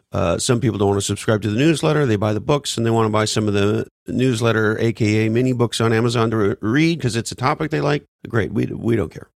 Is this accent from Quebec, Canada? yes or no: yes; Montreal, Quebec, Canada; moved away; I grew up in the East Coast, Montreal, Canada